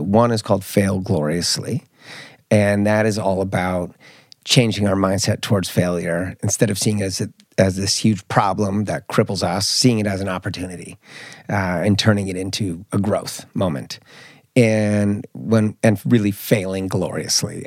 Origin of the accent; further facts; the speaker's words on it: Marin County, Bay Area, California, United States; also born or lived in Mallorca, Spain; now in Stockholm, Sweden; I grew up in, in the Bay Area, I grew up in Marin County